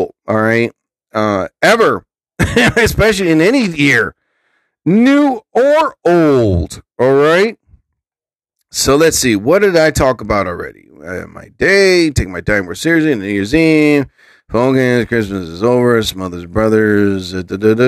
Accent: New Jersey, United States; I'm from New Jersey

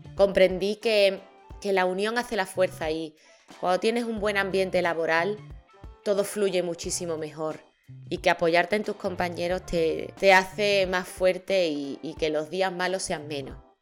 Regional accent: Seville, Andalusia, Spain; yo soy de Sevilla.

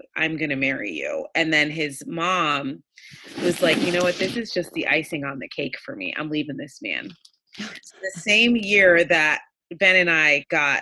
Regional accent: Jamaica; now in United States; I was born in Jamaica

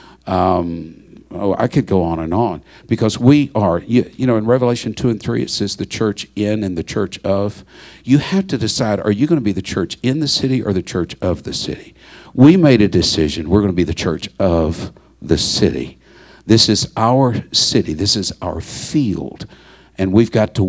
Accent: Baytown, Texas, United States; I was born in Baytown. My siblings were born in Baytown

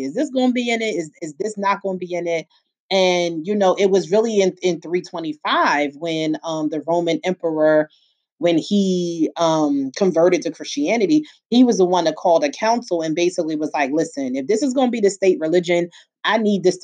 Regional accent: Philadelphia, Pennsylvania, United States; I was born and raised in Philly, where I still live

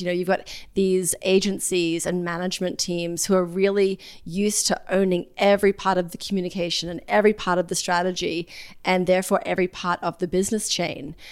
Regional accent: Australia; now in New York City, United States; I'm from Australia originally, a pretty small town

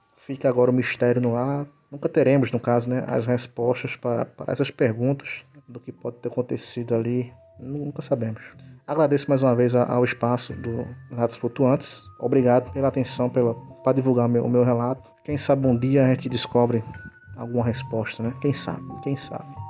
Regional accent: Limoeiro, Pernambuco, Brazil; sou natural de Limoeiro, uh, do estado de Pernambuco, da Zona da Mata uh, de Pernambuco

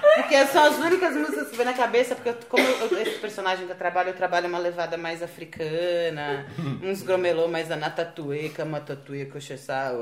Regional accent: Brazil; eu sou brasileira

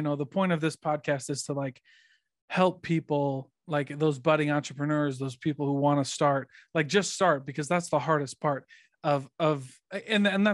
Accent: Midwest, United States; moved away as an adult; now in Utah, United States; we're from the Midwest

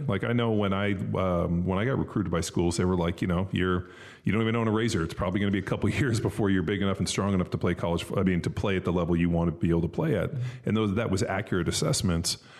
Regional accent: Southern California, United States; I grew up in Southern California in a very affluent area

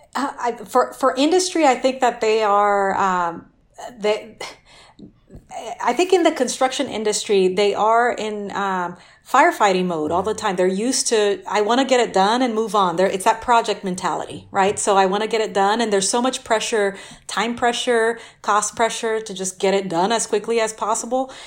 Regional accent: Brazil; now in Austin, United States; I grew up, I'm originally from Brazil

